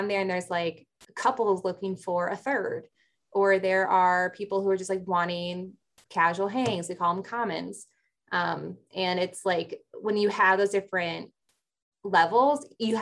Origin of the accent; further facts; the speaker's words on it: Chicago, Illinois, United States; growing up in Chicago area